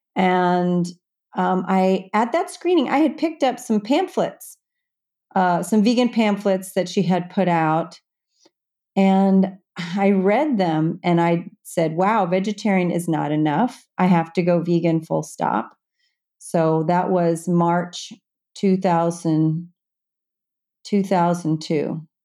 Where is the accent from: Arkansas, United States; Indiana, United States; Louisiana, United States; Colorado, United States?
Indiana, United States; Evansville; also born or lived in Manhattan, New York; now in New York City, United States; my hometown of Evansville, Indiana